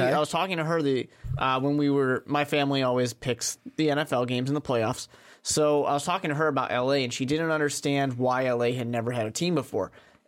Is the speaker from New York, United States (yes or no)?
yes; New York, United States; You know, I'm from New York. I'm a Jets fan.